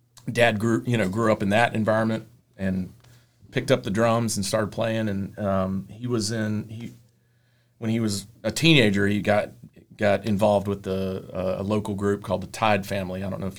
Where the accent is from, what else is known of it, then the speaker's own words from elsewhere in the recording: Roanoke, Virginia, United States; Born here, yeah. I was born in Roanoke. Lived around here most of my life.